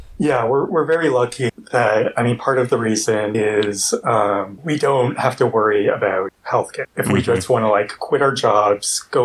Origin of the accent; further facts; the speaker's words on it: Canada; now in Montreal, Canada; I'm Canadian, in Montreal.